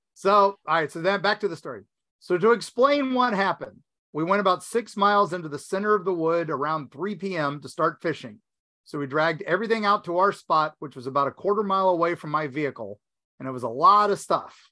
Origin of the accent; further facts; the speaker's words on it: West Virginia, United States; accent: West Virginia; moved away; my West Virginia accent